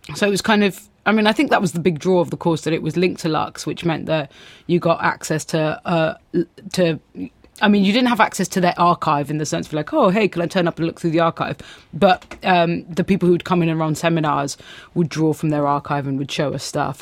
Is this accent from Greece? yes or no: yes; Athens, Attica, Greece; now in London, United Kingdom; growing up in Greece